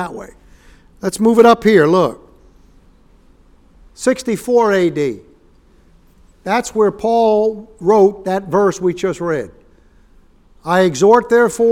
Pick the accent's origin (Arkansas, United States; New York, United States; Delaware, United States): New York, United States; New York City; When I was a little boy growing up in Yorkville in Upper East Side of Manhattan